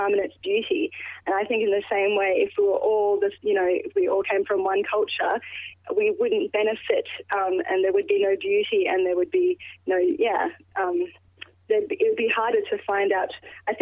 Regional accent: Perth, Western Australia, Australia; I'm an Australian and that, yes, I was born here and yes, I belong here

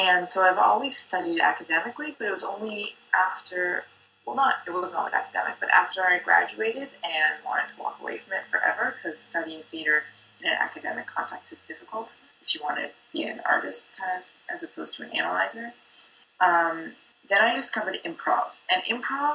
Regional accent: Canada; That's what's like being Canadian. We're not New York or Hollywood

